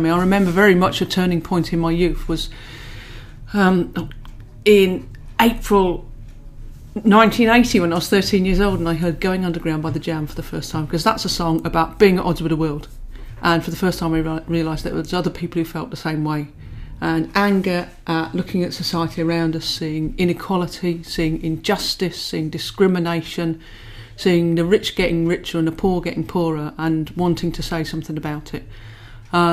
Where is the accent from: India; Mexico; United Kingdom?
United Kingdom; Peterborough, East of England; moved away as an adult; also born or lived in Manchester; I grew up in Peterborough